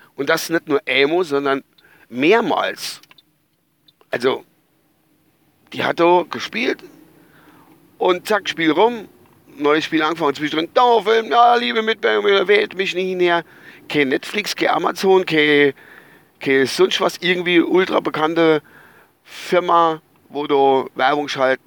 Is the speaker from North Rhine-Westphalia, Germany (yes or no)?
no; Altenglan, Rhineland-Palatinate, Germany; ich stamme ja eigentlich aus der Verbandsgemeinde Altenklan